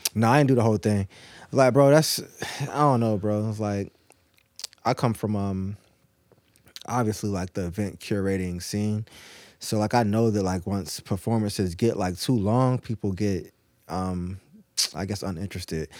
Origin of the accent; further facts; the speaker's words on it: Norfolk, Virginia, United States; also born or lived in Naples, Italy / Tennessee; I was born in Naples, and I was there for probably, like, ten days, and I was back in Norfolk